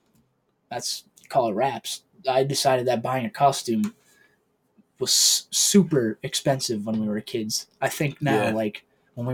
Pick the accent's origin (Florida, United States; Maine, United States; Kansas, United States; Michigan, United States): Maine, United States; I was born in Maine, grew up in Maine. I've been in the same house forever